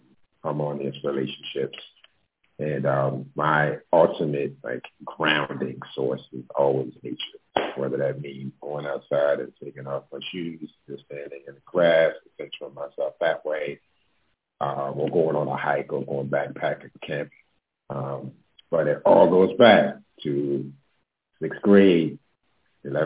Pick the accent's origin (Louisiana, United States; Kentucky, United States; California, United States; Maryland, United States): Maryland, United States; Baltimore; also born or lived in New York; now in Los Angeles, United States; I'm originally from Baltimore. I moved to LA about 7 years ago from New York